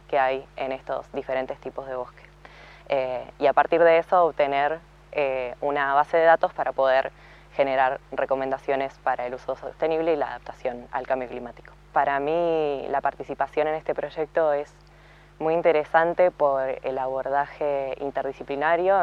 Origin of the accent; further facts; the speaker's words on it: Viedma, Río Negro, Argentina; also born or lived in Bariloche; soy originariamente de Viedma, pero en gran parte barilochense porque estudié ahí